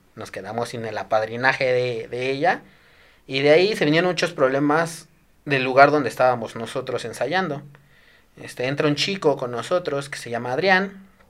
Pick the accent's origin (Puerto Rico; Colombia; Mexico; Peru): Mexico; Desierto de los Leones, Mexico City; yo quería salir de mi pueblito, ¿no? Ya, el desierto de los leones, puro árbol, puro verde